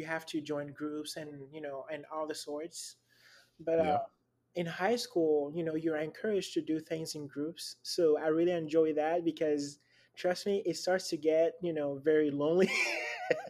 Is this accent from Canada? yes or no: no; Lomé, Maritime, Togo; now in Dallas, United States; born in Lomé, Togo, which is northwest of Africa.